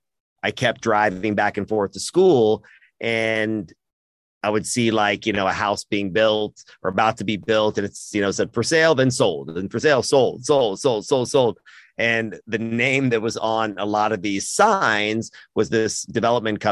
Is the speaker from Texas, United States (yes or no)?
yes; Austin, Texas, United States; being born in America, being born in Austin, I feel very, very blessed